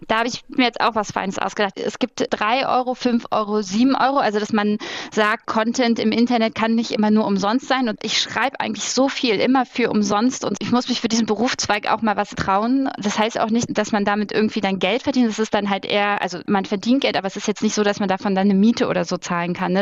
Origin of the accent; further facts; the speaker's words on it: Berlin, Germany; da, wo ich herkomme, aus der Platte in Hohenschönhausen